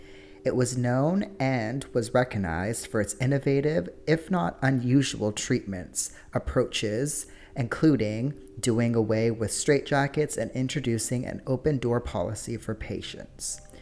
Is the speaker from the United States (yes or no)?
no; New Westminster, British Columbia, Canada; my hometown, of New Westminster, British Columbia